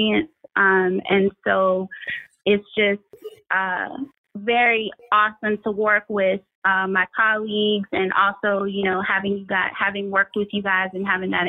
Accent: Beaufort, South Carolina, United States; moved away as an adult; now in Savannah, United States; I am originally from Beaufort, South Carolina, and I taught there for about 10 years

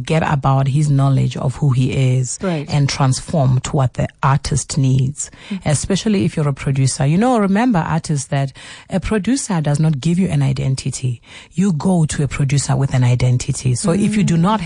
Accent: South Africa; I'm South African.

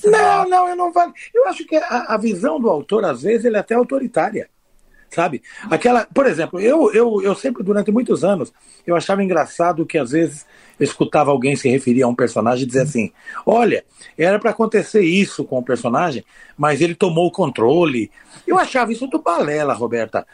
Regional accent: interior of São Paulo, Brazil; Eu sou do interior de São Paulo

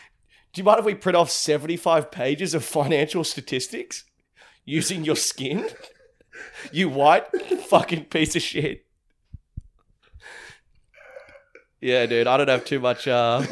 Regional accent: Ireland; I'm an Irish dreamboat, and I got fucking check the passport

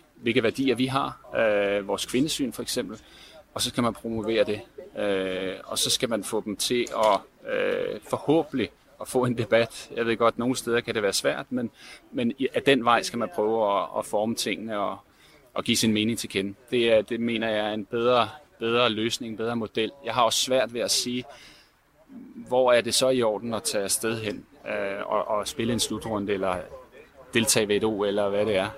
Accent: Denmark; vi som danskere

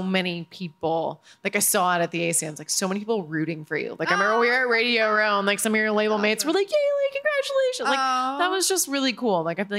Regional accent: Illinois, United States; I grew up in Illinois, so whenever people ask where you're from, I'm like, Illinois, in the middle of a cornfield.

